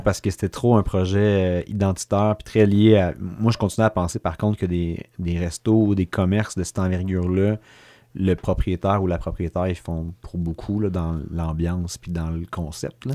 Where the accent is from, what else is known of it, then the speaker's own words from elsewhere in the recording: Sherbrooke, Quebec, Canada; je suis de l'Est, mais l'Est plus. Euh, la paroisse Marie-Reine